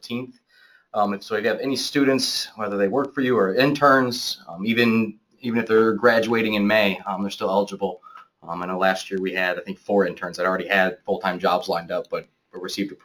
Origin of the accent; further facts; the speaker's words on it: St. Louis, Missouri, United States; I'm from St. Louis